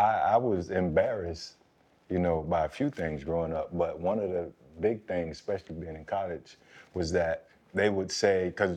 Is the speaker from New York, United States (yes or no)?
no; Belle Glade, Florida, United States; the one negative thing that sort of followed me was my hometown. You mentioned Belgrade.